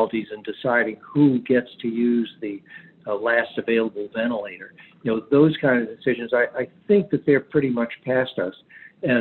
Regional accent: Charleston, South Carolina, United States; my hometown, which is Charleston, South Carolina

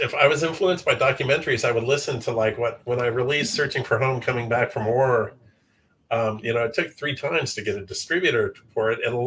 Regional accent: Santa Barbara, California, United States; I grew up in Santa Barbara

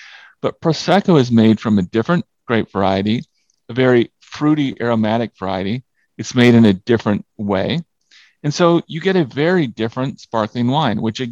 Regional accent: California, United States; I'm from California

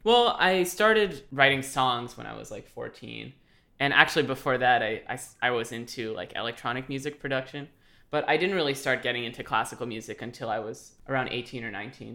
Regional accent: Los Angeles, California, United States; now in Indiana, United States; I am currently in Indiana, but I am originally from Los Angeles

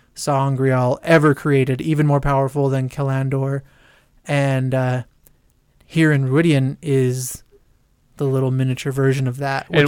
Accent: United States; because I'm an American

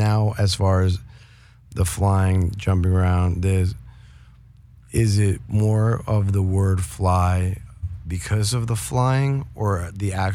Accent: New York, United States; I grew up in New York

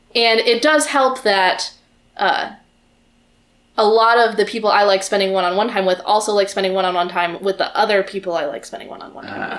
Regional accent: the South, United States; I grew up in the South

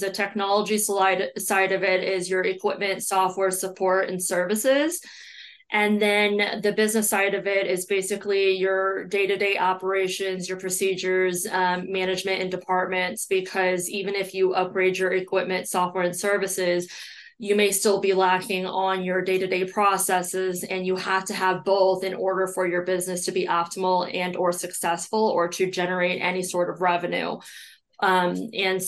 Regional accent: Belleville, Illinois, United States; I grew up in Belleville, Illinois, which is right across the river. It's probably about 15 minutes from downtown St. Louis. That is where I was born and raised

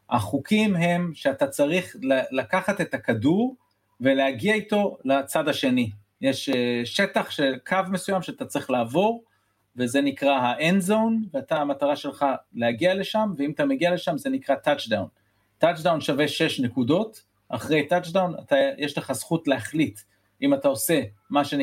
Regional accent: United States; also born or lived in Israel; וגדלתי בארצות הברית, אז uh, אחרי זה סוג של שילוב בין ישראל לארצות הברית, היו לי שנים פה, שנים שם

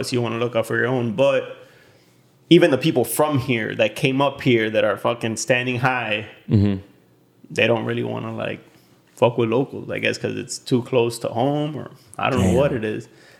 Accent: Hialeah, Florida, United States; when people say, oh, you're from Miami? I was like, no, I'm from Hialeah.

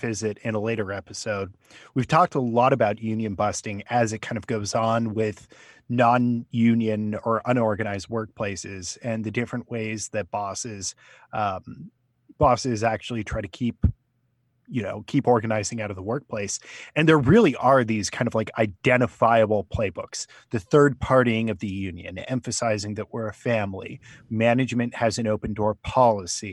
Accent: California, United States; now in Pennsylvania, United States; I'm from California.

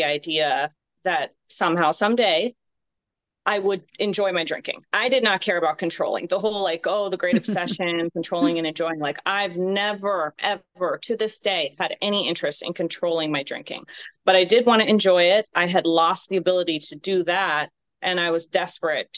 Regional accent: California, United States; moved away as an adult; now in Virginia, United States; I'm originally from California, and I moved up here to Virginia in 2014 for my job

